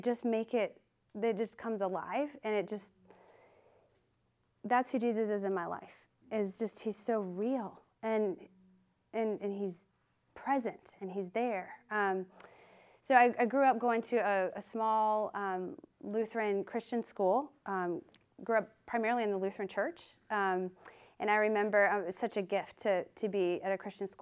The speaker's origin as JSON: {"language": "English", "town": "Sioux Falls", "region": "South Dakota", "country": "United States", "tie": "born or raised there", "said": "I grew up in the Midwest in South Dakota, a small town in Sioux Falls, South Dakota"}